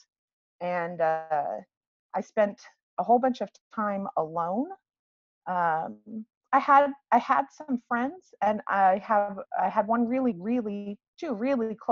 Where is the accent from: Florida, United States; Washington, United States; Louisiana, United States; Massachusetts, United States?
Washington, United States; I hail from the Washington Pacific Northwest area. I was born and raised in Washington